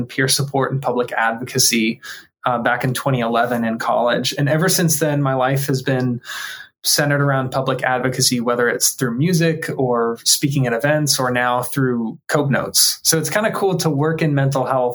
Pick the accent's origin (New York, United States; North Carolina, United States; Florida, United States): Florida, United States; Tampa; I grew up here in Tampa, Florida